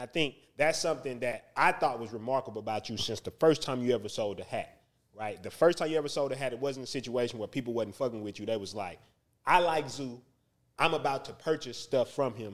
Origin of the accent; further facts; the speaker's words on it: Houston, Texas, United States; I'm from the North Side